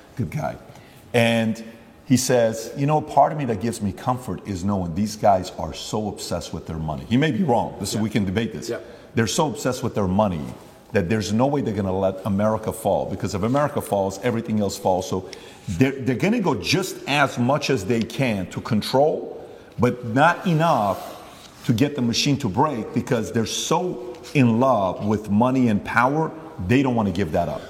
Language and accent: English; Glendale, California, United States; I'm from Glendale. I went to Glendale High School